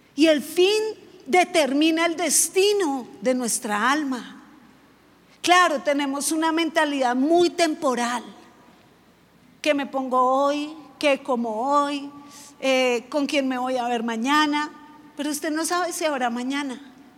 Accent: Bogotá, Colombia; como yo soy rola

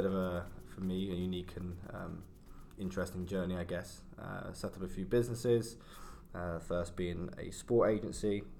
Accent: London, United Kingdom; I kind of grew up in London, so I was born in Southeast London.

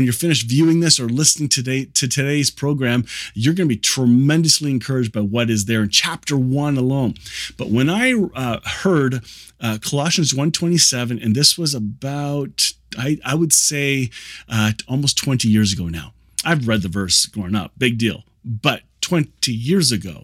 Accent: Kitchener, Ontario, Canada; I grew up here in the Kitchener-Waterloo area where this is being recorded.

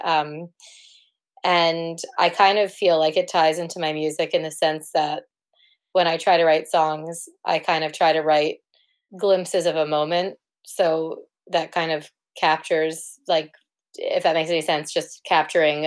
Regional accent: New York City, New York, United States; moved away as an adult; now in Cambridge, United Kingdom; I'm originally from New York City um, from Manhattan.

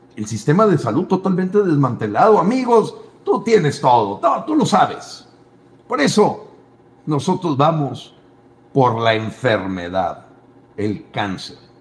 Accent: Mexico; Yo te hablo como mexicano.

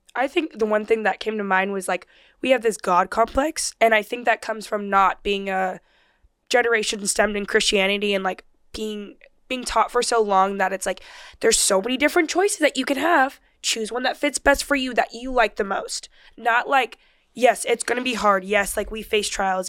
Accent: Rancho Cucamonga, California, United States; I grew up in Rancho Cucamonga

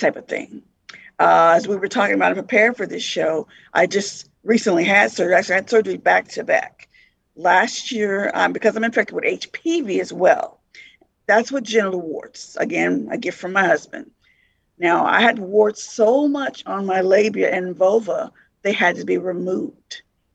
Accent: Las Vegas, Nevada, United States; moved away as an adult; now in Lincoln, United States; I'm originally from Las Vegas, recently moved to Lincoln

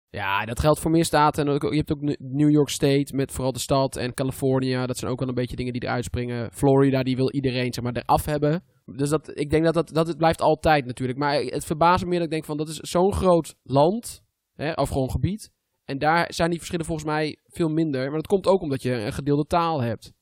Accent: Netherlands; ik ben Nederlander

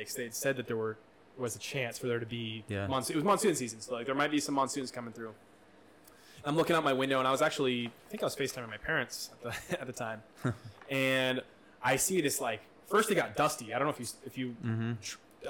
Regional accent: Midwest, United States; moved away; I grew up in the Midwest

